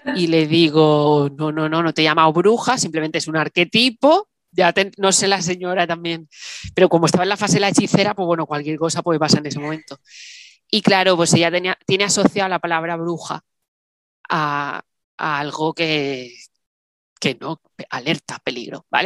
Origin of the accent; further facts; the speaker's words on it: Salou, Catalonia, Spain; moved away as an adult; now in Málaga, Spain; me fui a vivir a Málaga, yo soy de Salou